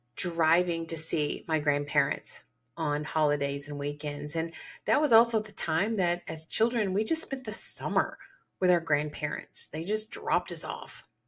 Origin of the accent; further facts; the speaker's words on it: Georgia, United States; Growing up in the South, the deep South, Georgia